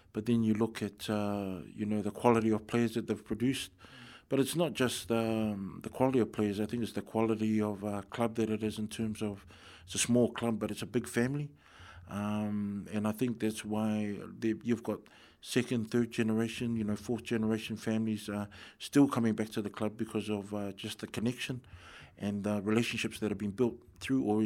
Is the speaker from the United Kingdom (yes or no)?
no; Wellington, New Zealand; I'm born, born and bred in Wellington